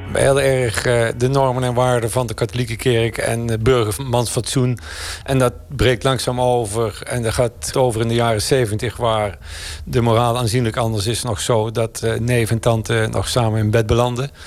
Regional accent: a hamlet near Oss, North Brabant, Netherlands; moved away; also born or lived in Nijmegen; Ik uit een gehucht bij Industriestad Os

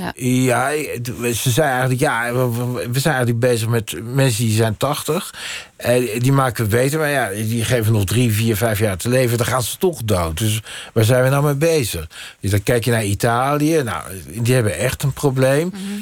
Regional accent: Netherlands; ik ben in Nederland geboren

